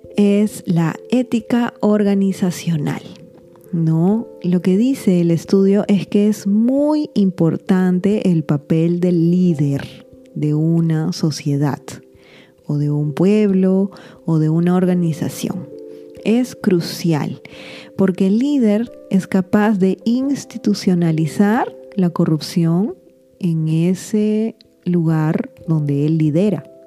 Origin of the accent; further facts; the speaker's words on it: Peru; yo me encuentro en Perú